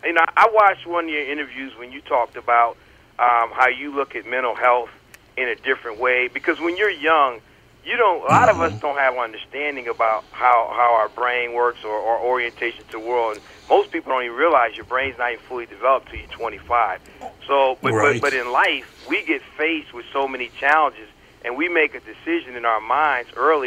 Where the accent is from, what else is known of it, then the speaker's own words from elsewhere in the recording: Connecticut, United States; also born or lived in North Carolina; So I was born in North Carolina, and then what little growing I did took place in Connecticut